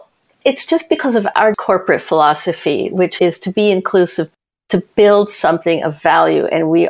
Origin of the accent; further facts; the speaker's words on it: Washington, District of Columbia, United States; also born or lived in Argentina; now in Vancouver, Canada; I was born in Argentina. I grew up in the Washington, D.C. area, and then I ended up in Canada. So I'm a sort of multicultural person, but I settled here